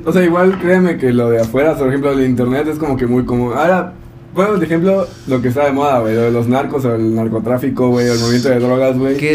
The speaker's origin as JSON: {"language": "Spanish", "country": "Mexico", "said": "Y sino no, que de dónde, no, que vengo de México."}